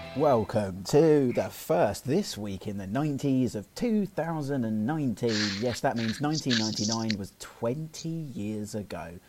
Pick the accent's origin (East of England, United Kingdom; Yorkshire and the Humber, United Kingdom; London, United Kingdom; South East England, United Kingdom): London, United Kingdom; accent: London; my London accent